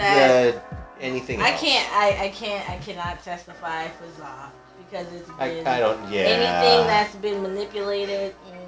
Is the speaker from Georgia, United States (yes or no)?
no; Maryland, United States; So, growing up in Maryland